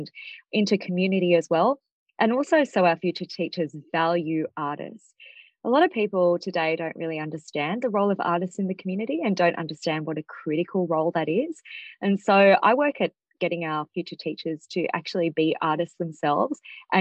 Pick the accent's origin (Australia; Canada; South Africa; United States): Australia; I grew up in Australia, really disconnected from Indian culture